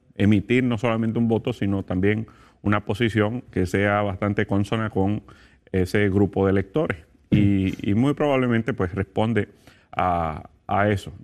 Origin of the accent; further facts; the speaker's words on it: Puerto Rico; soy de Puerto Rico